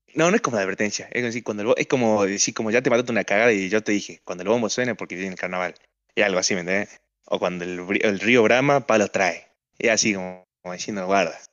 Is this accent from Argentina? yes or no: yes; Argentina; una muletilla especial que tienen los argentinos y más nosotros